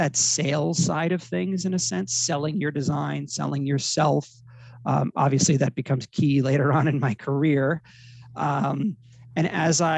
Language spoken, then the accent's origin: English; Middletown, New Jersey, United States; moved away as an adult; also born or lived in Miami / Los Angeles; I'm from Middletown, New Jersey. So it's a Jersey Shore town